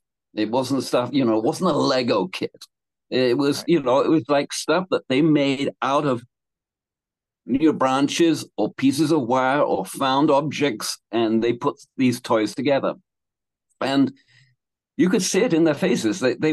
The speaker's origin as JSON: {"language": "English", "country": "Canada", "tie": "born or raised there", "said": "when I grew up or in Canada."}